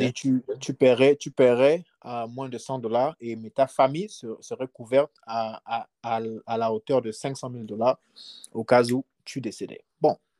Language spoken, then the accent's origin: French; Libreville, Estuaire, Gabon; now in United States; je viens, je viens de Libreville. Je viens d'un quartier qu'on appelle les States Québec. Mhm. Moi, je suis, je suis un gars d'Akébé.